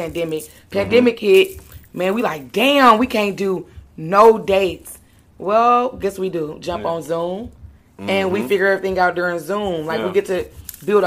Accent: Milwaukee, Wisconsin, United States; also born or lived in New York; now in Atlanta, United States; I'm from Milwaukee

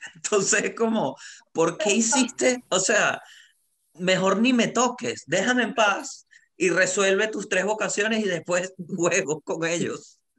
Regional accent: Venezuela; moved away as an adult; now in Santiago, Chile; soy comediante de Venezuela

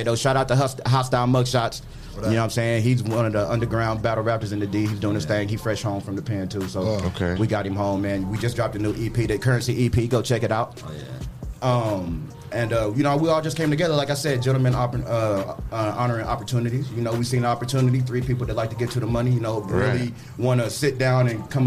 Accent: West Virginia, United States; I'm from West Virginia

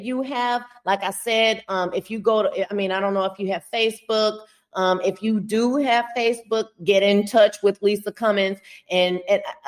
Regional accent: Houston, Texas, United States; moved away; I'm originally from Houston

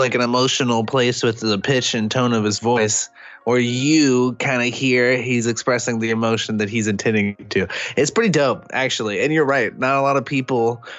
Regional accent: Austin, Texas, United States; I'm from Austin, Texas.

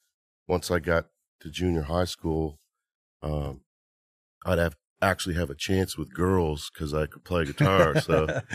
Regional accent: Nova Scotia, Canada; I grew up in Nova Scotia, Canada, {S0} yep, {S1} on an island called Cape Breton Island.

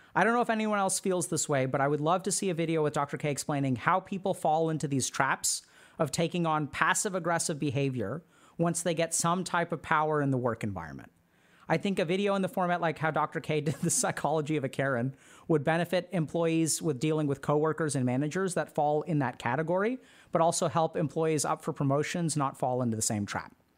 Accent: Texas, United States; I grew up in Texas

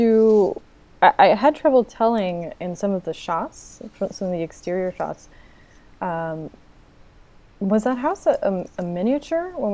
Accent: East Coast, United States; now in California, United States; I live in California, and I'm originally from the East Coast

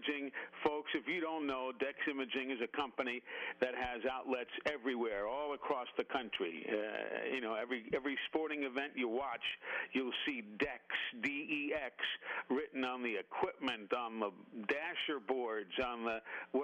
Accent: New York City, New York, United States; moved away; I grew up listening to in New York City before I moved down here

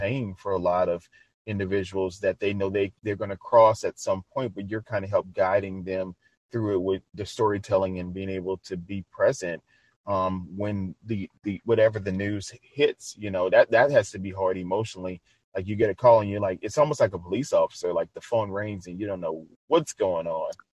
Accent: New Orleans, Louisiana, United States; moved away; I'm originally from New Orleans, Louisiana

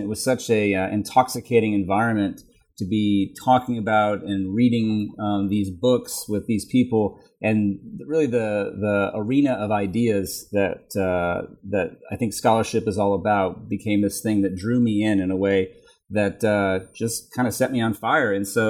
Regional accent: Texas, United States; also born or lived in Tennessee; I was born in Tennessee. I grew up mostly in Texas, and then I went to school in Virginia.

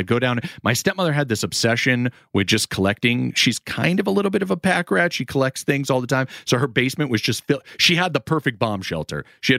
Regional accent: Connecticut, United States; also born or lived in Florida; Hence why I always say I'm from Connecticut and Florida.

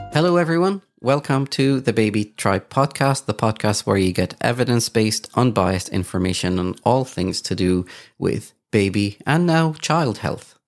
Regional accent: Kuwait; moved away; I grew up in Kuwait

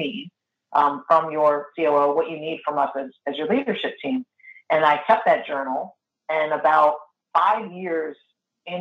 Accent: Northeast, United States; I'm also Italian from the Northeast

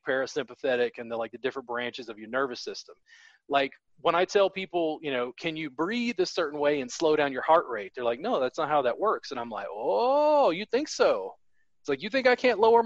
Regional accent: United States; as an American

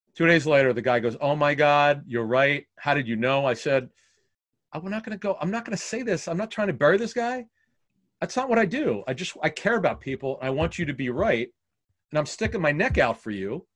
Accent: Philadelphia, Pennsylvania, United States; growing up in Philly

